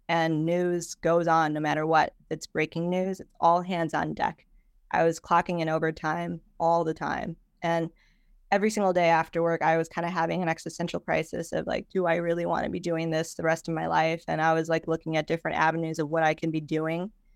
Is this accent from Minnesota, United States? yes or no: no; Chicago, Illinois, United States; I am from Chicago